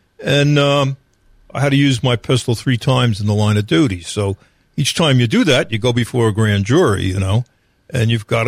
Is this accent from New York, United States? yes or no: yes; New York, United States; now in North Carolina, United States; In North Carolina, there is no citizen power to arrest. There is that power in other states. I came from New York.